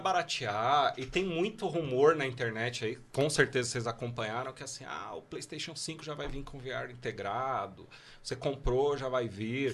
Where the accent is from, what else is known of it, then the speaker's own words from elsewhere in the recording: São Paulo, Brazil; Eu sou de São Paulo